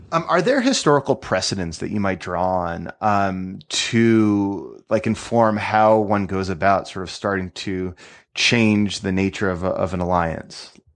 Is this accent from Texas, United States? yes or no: no; Connecticut, United States; my home state of Connecticut